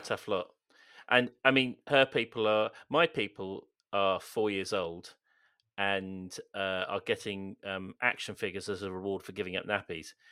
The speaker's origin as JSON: {"language": "English", "town": "Swindon", "region": "South West England", "country": "United Kingdom", "said": "being from Swindon"}